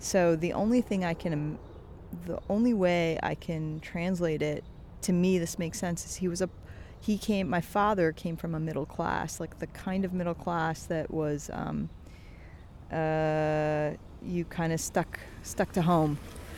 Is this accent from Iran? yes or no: yes; Tehran, Tehran Province, Iran; born there; I was born in Tehran, Iran, which is a beautiful city, country